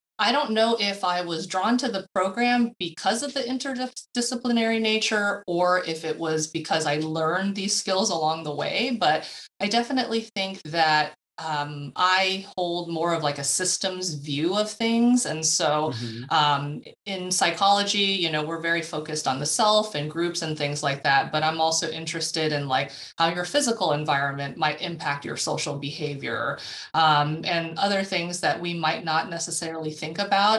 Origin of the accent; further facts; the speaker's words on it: Southern California, United States; moved away as an adult; also born or lived in Houston, Texas; now in Atlanta, United States; born and raised in Southern California, went to school out there and then moved out to Texas in Houston for the last 10 years. And so have been in Atlanta for about the last year